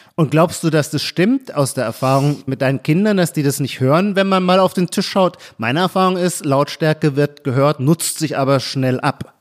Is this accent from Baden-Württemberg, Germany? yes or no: yes; Baden-Württemberg, Germany; moved away; also born or lived in Brandenburg; aus meiner Kindheit und Jugend in Baden-Württemberg